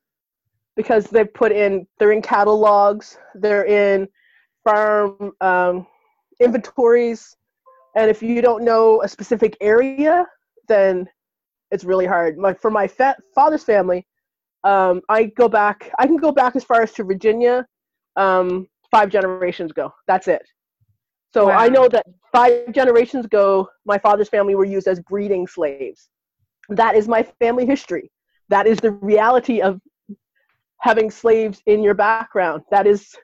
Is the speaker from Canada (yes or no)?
yes; Canada; now in United States; I was raised and born in Canada